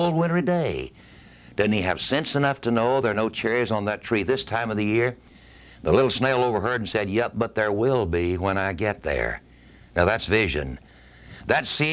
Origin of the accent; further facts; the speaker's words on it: United States; our country, America